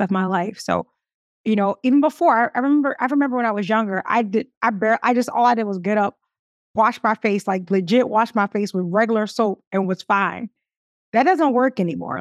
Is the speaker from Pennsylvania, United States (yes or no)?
yes; Philadelphia, Pennsylvania, United States; I'm from Philly